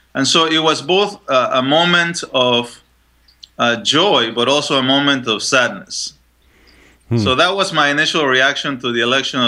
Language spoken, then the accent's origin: English; Panama; moved away; also born or lived in Chile; I was born in Chile, so just next door, and I was raised in Panama.